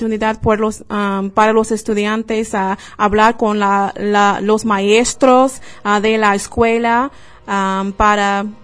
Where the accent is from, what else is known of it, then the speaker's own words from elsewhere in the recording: United States; Spanish is a second language; Yo soy americana de los Estados Unidos, pero mi pasión es español y la cultura, la familia, la lengua.